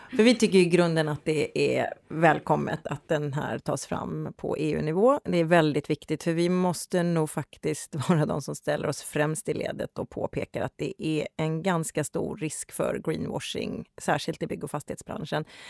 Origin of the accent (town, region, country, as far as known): Gothenburg, Västra Götaland, Sweden; now in Stockholm, Sweden